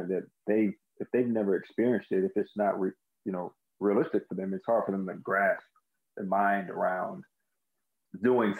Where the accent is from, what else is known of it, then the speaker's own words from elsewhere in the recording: Maryland area, United States; I grew up in the Maryland area